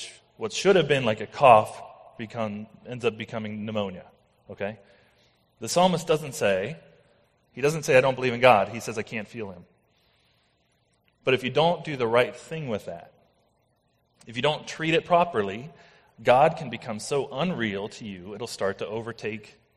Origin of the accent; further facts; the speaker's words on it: United States; I am American.